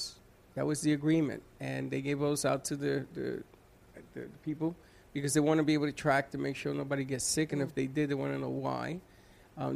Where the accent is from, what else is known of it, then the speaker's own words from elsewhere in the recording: New York, United States; now in Boca Raton, United States; I'm proud to say I am a New Yorker. I will always be a New Yorker.